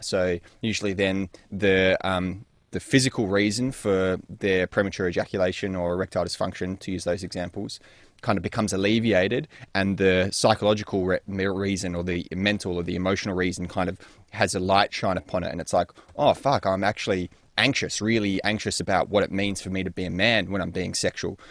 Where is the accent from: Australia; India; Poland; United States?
Australia; Perth, Western Australia; also born or lived in North London; born in North London and spent a couple of years there before moving with the family, uh, into Perth, Western Australia, which is what I would consider my home and where I grew up for the most part